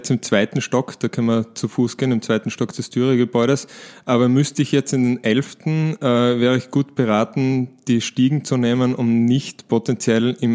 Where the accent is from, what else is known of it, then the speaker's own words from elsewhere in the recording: Switzerland; es gibt beispielsweise eine Berechnung, die ich als Schweizer durchgeführt habe